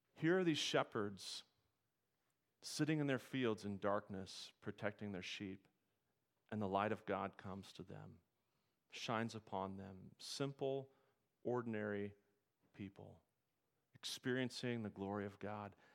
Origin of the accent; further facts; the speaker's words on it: Nebraska, United States; I grew up in Nebraska